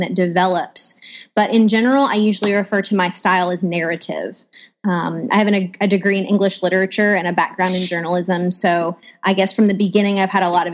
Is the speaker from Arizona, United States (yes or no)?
no; West Tennessee, United States; moved away as an adult; also born or lived in Boston / Eastern North Carolina; now in Florida, United States; I'm originally from West Tennessee